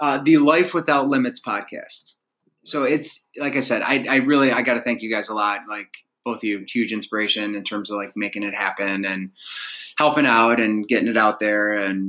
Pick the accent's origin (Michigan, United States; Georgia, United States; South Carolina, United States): Michigan, United States; Bloomfield Hills; moved away as an adult; which is right next to where I grew up in Bloomfield Hills.